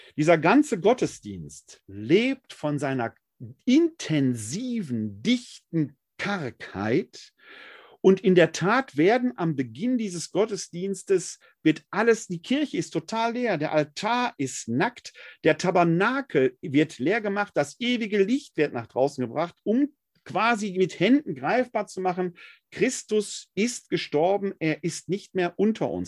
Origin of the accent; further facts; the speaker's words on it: Essen, North Rhine-Westphalia, Germany; in meiner Heimatgemeinde St. Clemens Maria Hofbau in Essen-Altendorf war es für uns als Jugendliche